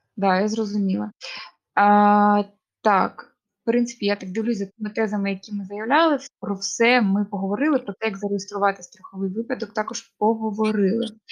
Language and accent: Ukrainian; Kharkiv, Kharkiv Oblast, Ukraine; ми з Харкова